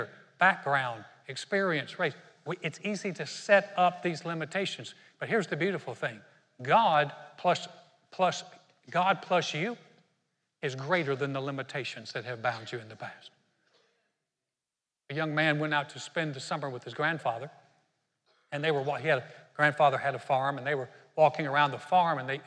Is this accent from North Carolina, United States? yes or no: yes; Greensboro, North Carolina, United States; my hometown of Greensboro, North Carolina